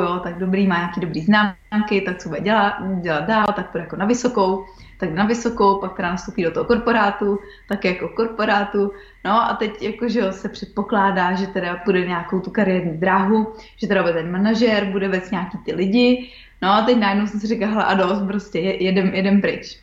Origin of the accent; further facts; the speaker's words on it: České Budějovice, South Bohemian Region, Czechia; moved away as an adult; also born or lived in Australia; jsme jako z Budějovic